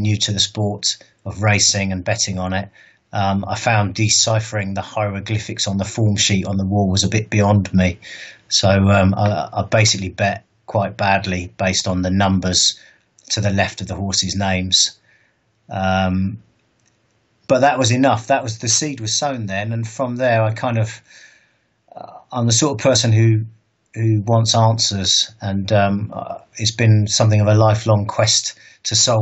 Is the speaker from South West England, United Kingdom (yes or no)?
yes; Bournemouth, South West England, United Kingdom; moved away as an adult; also born or lived in London; So I'm originally from Bournemouth. I was born and raised there. I moved to London when I was 21